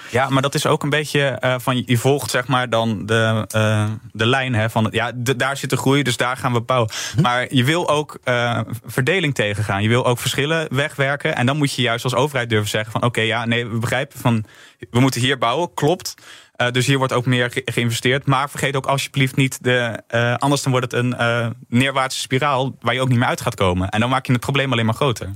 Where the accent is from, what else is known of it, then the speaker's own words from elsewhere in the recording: Rotterdam, South Holland, Netherlands; dan ben ik zelf nog randstedeling. En dan, maar dan kan ik als Rotterdammer